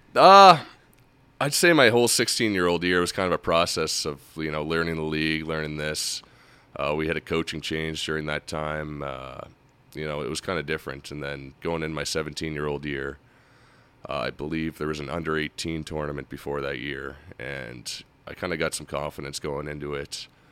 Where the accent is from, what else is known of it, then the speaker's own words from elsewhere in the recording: Halifax, Nova Scotia, Canada; I grew up in the North End, Halifax.